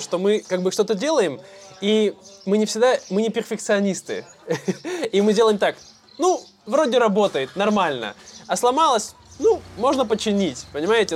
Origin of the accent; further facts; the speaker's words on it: Irkutsk, Irkutsk Oblast, Russia; Мультифорка мы называем в России, в Иркутске